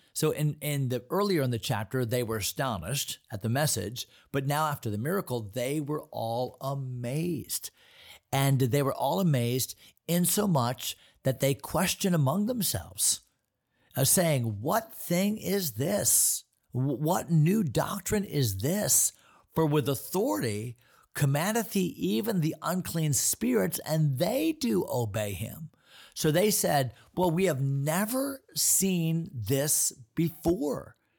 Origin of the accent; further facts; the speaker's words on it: United States; As American Christians